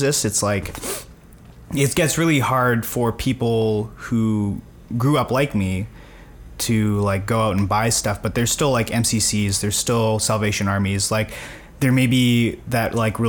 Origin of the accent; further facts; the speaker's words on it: Winnipeg, Manitoba, Canada; growing mm-hmm. up in Winnipeg